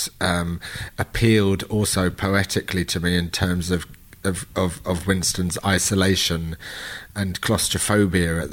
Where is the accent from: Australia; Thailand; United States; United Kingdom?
United Kingdom; London; We're both from London